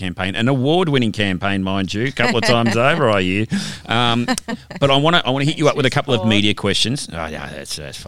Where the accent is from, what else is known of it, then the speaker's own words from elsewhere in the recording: Melbourne, Victoria, Australia; now in Perth, Australia; I'm originally from Melbourne